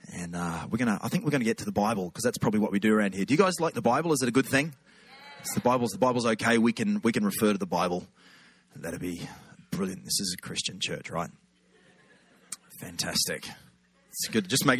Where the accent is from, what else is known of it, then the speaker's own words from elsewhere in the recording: Australia; accent: Aussie; Feels like home now